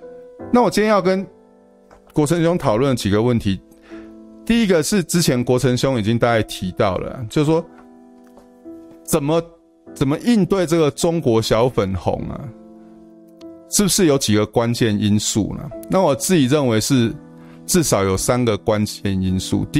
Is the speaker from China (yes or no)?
no; Taiwan; 然后我是我是台湾人，但是我读中国书长大。